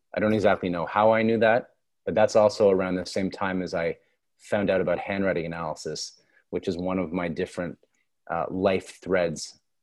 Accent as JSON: {"language": "English", "town": "Toronto", "region": "Ontario", "country": "Canada", "tie": "born or raised there", "also_born_or_lived": "London, Ontario / New York", "said": "I grew up in Toronto"}